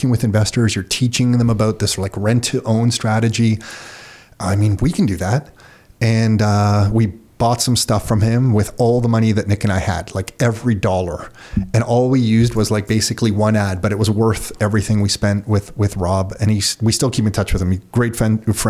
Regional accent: Mississauga, Ontario, Canada; also born or lived in Oakville; I grew up in Mississauga, lived in Oakville

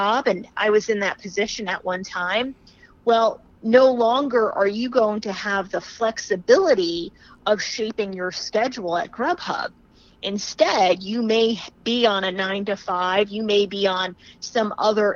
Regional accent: New Jersey, United States; My home state is New Jersey.

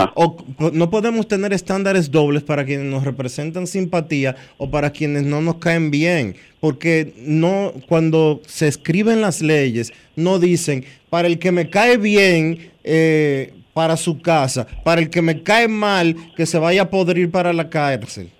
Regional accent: Dominican Republic; nosotros como República Dominicana

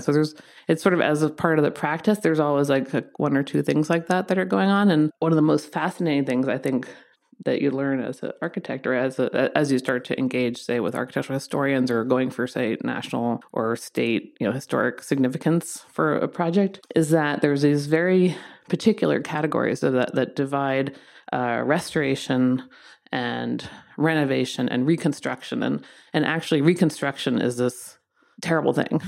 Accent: East Coast, United States; moved away as an adult; also born or lived in London; now in Los Angeles, United States; I'm from the East Coast

